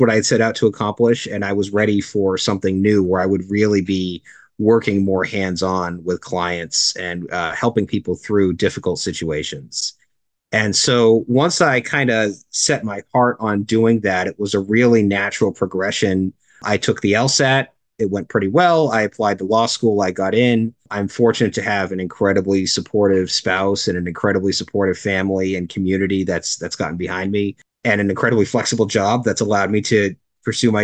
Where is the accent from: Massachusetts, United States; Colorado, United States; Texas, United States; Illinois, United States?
Massachusetts, United States; Cape Cod; moved away as an adult; also born or lived in Northern Connecticut; I'm originally from Cape Cod